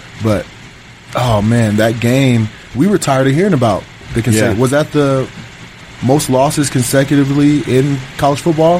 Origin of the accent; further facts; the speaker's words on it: Denver, Colorado, United States; growing up in Denver